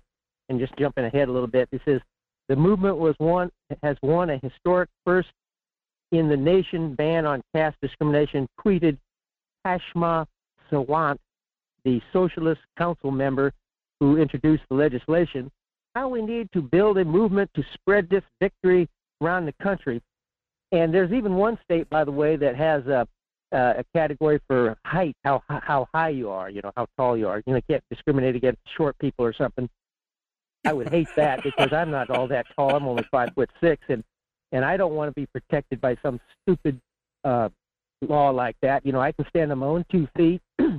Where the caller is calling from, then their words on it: Fairbanks, Alaska, United States; in Fairbanks.